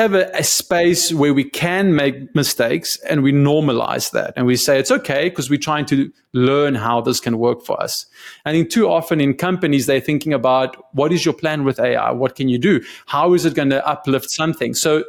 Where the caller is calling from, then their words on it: Austin, Texas, United States; Yeah, I'm in Austin, Texas. It's 102 outside, so I'm really glad I'm inside speaking to you.